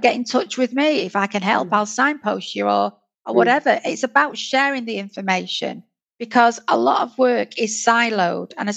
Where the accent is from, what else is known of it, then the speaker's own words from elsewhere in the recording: United Kingdom; as a Northerner